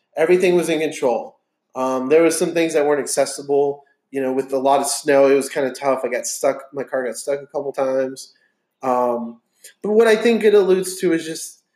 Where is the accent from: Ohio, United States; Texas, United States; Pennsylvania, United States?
Texas, United States; We're just Texans